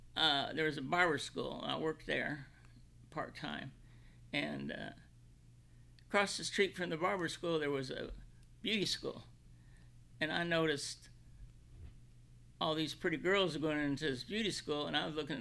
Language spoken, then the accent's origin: English; Illinois, United States; also born or lived in Kentucky; Central Illinois.